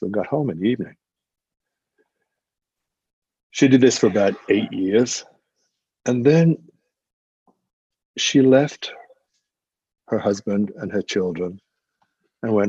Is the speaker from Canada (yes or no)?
no; England, United Kingdom; as an Englishman, not growing up in the United States